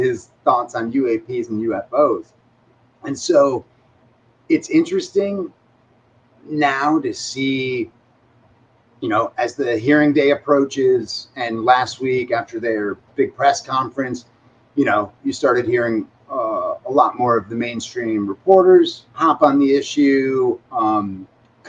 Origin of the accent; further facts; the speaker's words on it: Illinois, United States; I'm from Illinois